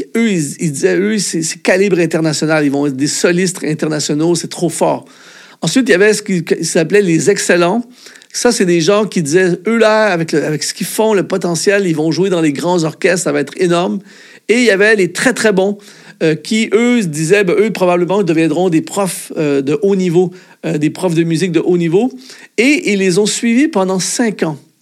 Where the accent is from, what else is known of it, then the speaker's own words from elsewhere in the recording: Canada; en tant que Canadien